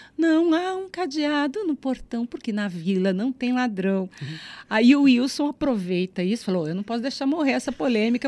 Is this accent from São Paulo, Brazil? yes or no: yes; São Paulo, Brazil; now in Curitiba, Brazil; Eu sou de São Paulo